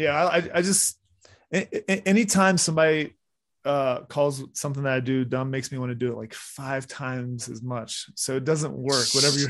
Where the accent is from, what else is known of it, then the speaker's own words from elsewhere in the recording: Florida, United States; also born or lived in West Virginia; when I went to college in West Virginia, you know, even though my family's from there, I grew up in Florida